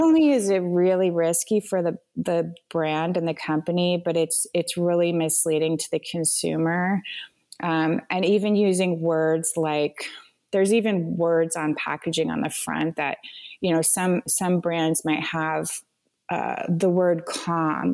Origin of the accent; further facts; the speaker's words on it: Vermont, United States; also born or lived in Rwanda; now in Asheville, United States; I grew up in Vermont on a farm as well.